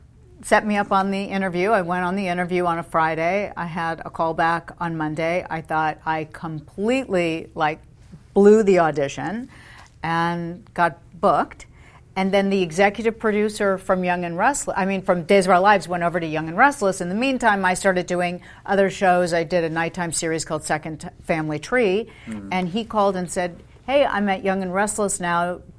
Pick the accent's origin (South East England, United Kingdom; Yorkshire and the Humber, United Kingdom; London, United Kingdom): London, United Kingdom; And then at BBC, while I grew up in London, he was head of specials for BBC television.